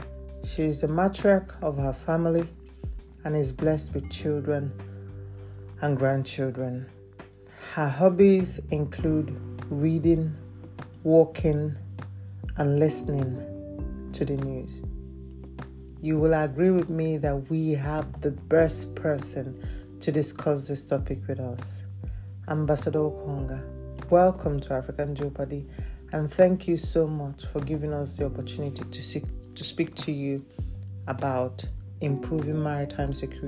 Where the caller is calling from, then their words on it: Lelystad, Flevoland, Netherlands; I'm recording from Lelystad in the Netherlands.